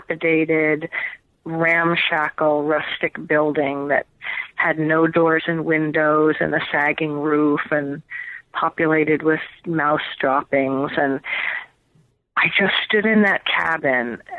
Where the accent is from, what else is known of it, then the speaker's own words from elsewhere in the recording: New York City, New York, United States; moved away as an adult; also born or lived in Norton, Massachusetts / Oregon / Washington; now in Pacific Northwest, United States; I grew up in New York City